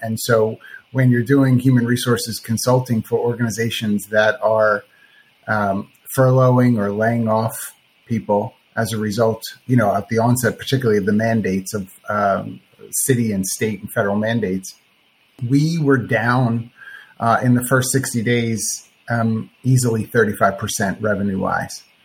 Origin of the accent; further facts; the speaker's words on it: Philadelphia area, New Jersey, United States; moved away as an adult; now in Florida, United States; I'm from the Philadelphia area, South Jersey